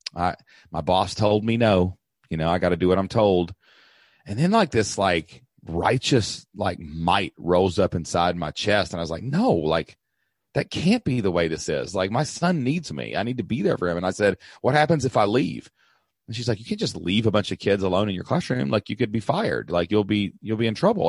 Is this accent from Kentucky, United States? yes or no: yes; Southeast Kentucky, United States; I grew up in Southeast Kentucky